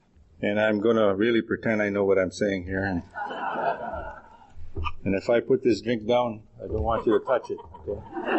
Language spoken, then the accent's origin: English; Manitoba, Canada; now in Edmonton, Canada; And I'm originally from Manitoba, but I'm here and very proud to be with my friends from Edmonton.